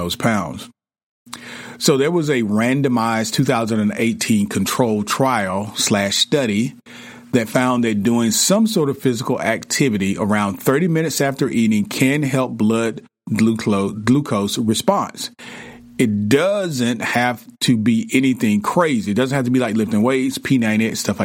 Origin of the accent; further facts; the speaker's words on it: the South, United States; I grew up in the South